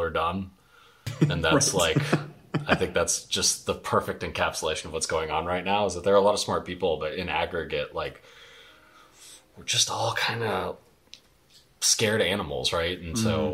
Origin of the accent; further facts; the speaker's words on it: Texas, United States; my home state here